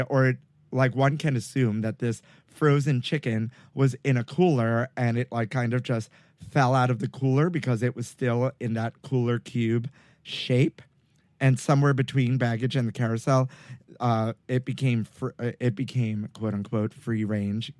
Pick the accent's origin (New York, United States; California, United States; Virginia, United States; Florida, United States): New York, United States; New York City; where I grew up in Brooklyn